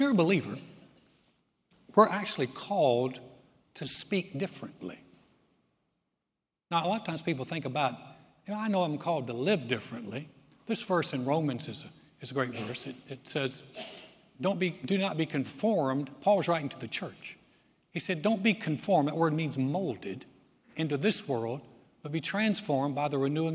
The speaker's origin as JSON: {"language": "English", "region": "the South", "country": "United States", "tie": "born or raised there", "said": "I was raised in the South."}